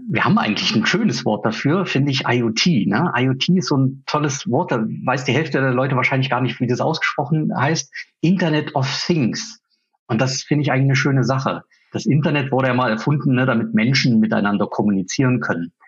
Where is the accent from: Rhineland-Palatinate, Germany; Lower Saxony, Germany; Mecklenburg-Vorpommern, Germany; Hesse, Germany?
Mecklenburg-Vorpommern, Germany; Rügen; moved away as an adult; also born or lived in Swabia; now in Erfurt, Germany; Ich komme eigentlich von der Ostsee, von der Insel Rügen